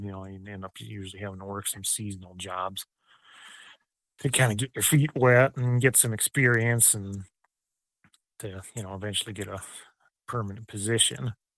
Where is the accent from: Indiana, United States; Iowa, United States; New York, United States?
Iowa, United States; Mason City; I grew up on a farm in, like, north central Iowa by kinda Mason City area